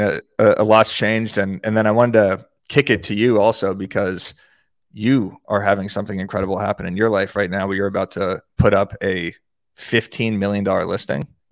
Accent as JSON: {"language": "English", "town": "Tucson", "region": "Arizona", "country": "United States", "tie": "born or raised there", "said": "in Arizona, in Tucson, my hometown"}